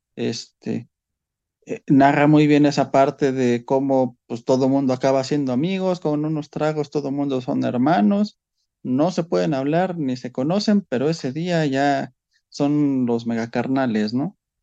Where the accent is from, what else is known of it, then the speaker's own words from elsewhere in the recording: Mexico; como mexicanos